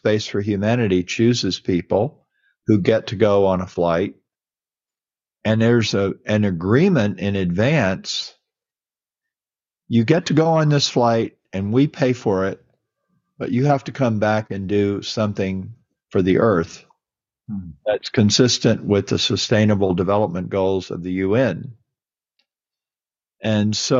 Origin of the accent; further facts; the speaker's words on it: Mississippi, United States; moved away; I was born in Mississippi and, you know, I went to church